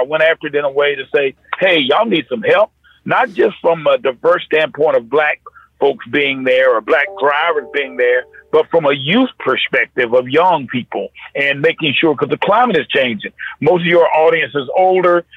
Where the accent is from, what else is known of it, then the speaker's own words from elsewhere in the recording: North Carolina, United States; I grew up in North Carolina